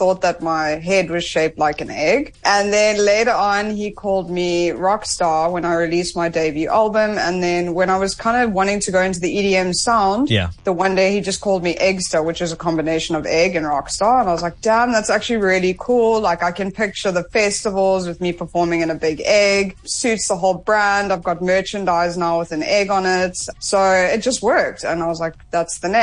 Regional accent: Johannesburg, Gauteng, South Africa; moved away as an adult; also born or lived in London; now in Cyprus; I'm from Johannesburg, South Africa. I went to Red Hill High School

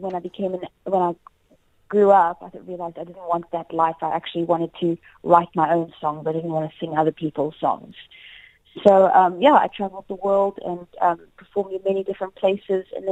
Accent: South Africa; I am South African. That's where my heart belongs

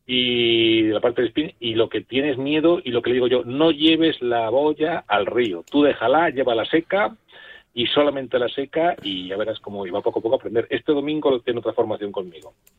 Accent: Rionegro del Puente, Castile and León, Spain; yo me crié en Río Negro, Cejas

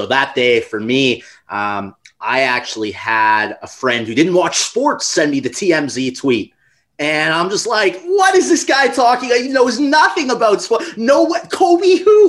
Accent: Canada; I grew up in Canada

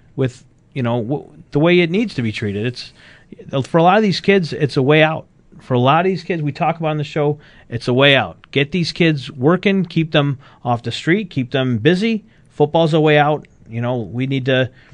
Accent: Tonawanda, New York, United States; my hometown, the town of Tonawanda in Kenmore

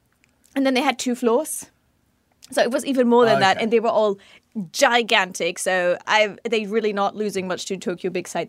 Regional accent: Germany; now in Japan; I literally went to Germany. I haven't been there for 2.5 years, and I was so thrilled to be back in my mother country

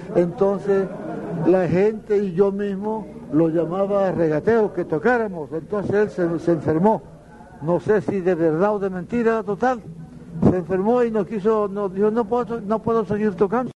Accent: La Jagua del Pilar, La Guajira, Colombia; llegué a Las Aguas, al Pilar, mi pueblo

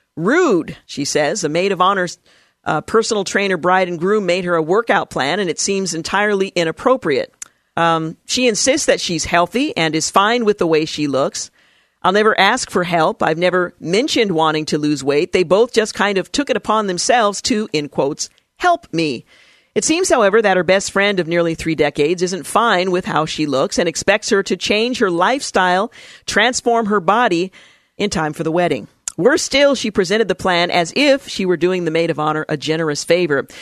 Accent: United States; I'm an American, not an Anglo

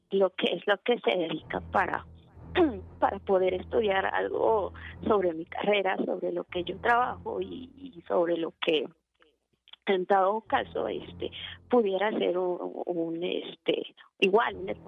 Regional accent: Pasto, Nariño, Colombia; yo no soy de Caracas, yo soy de Pasto, Colombia.

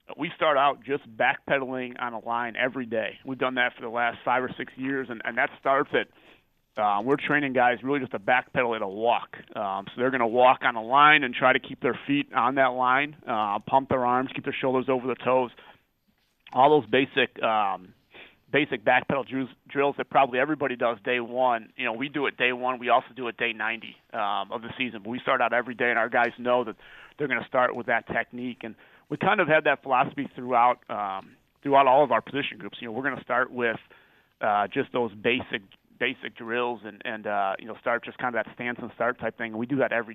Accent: Chicago, Illinois, United States; moved away as an adult; now in Wisconsin, United States; I grew up in the Chicago suburbs, so originally on the south side of Chicago, and then my parents kind of moved out to the west suburbs when I was in high school.

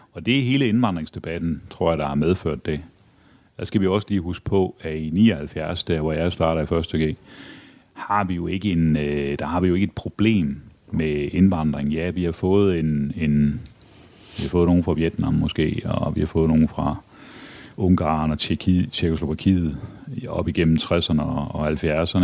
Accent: Aarhus, Central Denmark Region, Denmark; Jeg er vokset op i Aarhus. Ja. Eller Brabrand

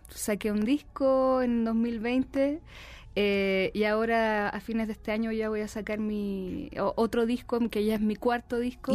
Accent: Chile; now in Mexico City, Mexico; mi tierra, de Chile.

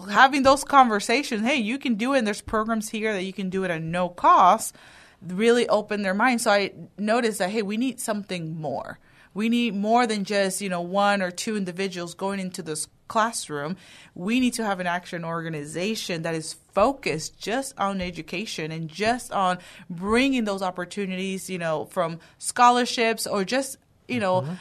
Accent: Houston, Texas, United States; also born or lived in Dominican Republic; I was born in the Dominican Republic. I immigrated to the United States when I was seven. Um, I grew up in the Houston area

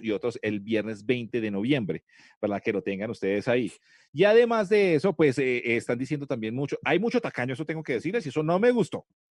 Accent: Colombia; aquí nosotros somos más colombianos que un berraco

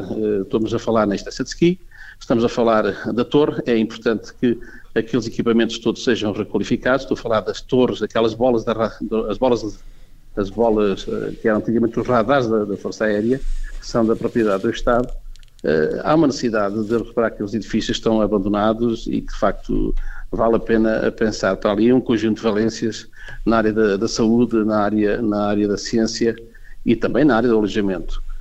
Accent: Covilhã, Centro, Portugal; eu sou da Covilhã, nasci na Covilhã

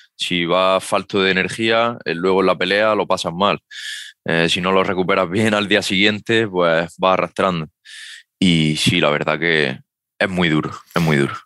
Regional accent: Almería, Andalusia, Spain; aquí en mi tierra, en Almería

